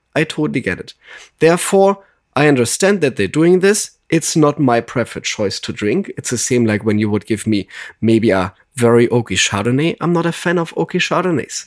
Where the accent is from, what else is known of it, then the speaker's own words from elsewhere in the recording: Germany; accent: German; English is a second language; now in Los Angeles, United States; I'm originally from Germany